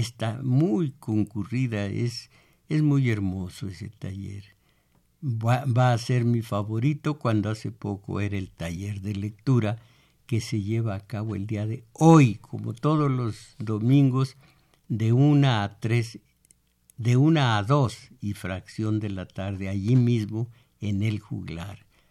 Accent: Michoacán, Mexico; moved away; en mi pueblo no dicen como agua en batea, sino como agua en peribana

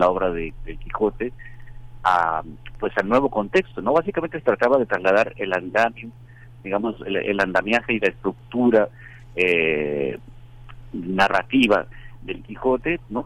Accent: Culiacán, Sinaloa, Mexico; moved away; yo crecí en, en, Culiacán, en Sinaloa

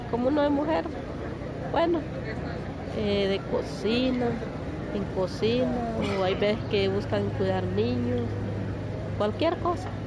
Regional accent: Naranjito, Santa Bárbara, Honduras; moved away; De Naranjito, Santa Bárbara.

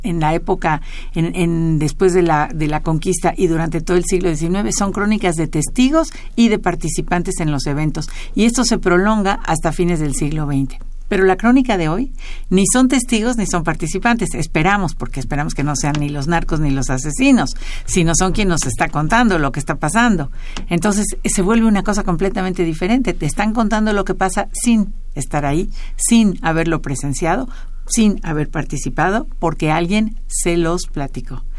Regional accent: Mexico; A los mexicanos nos obsesiona saber qué somos, quiénes somos

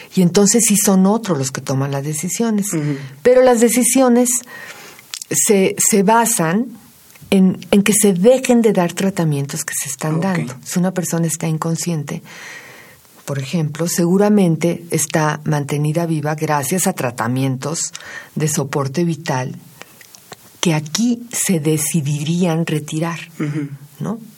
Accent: Mexico

